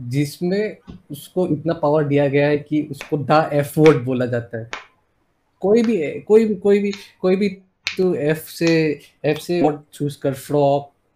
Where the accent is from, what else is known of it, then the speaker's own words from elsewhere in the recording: Assam, India; moved away as an adult; also born or lived in Odisha; मैं हूँ आसाम से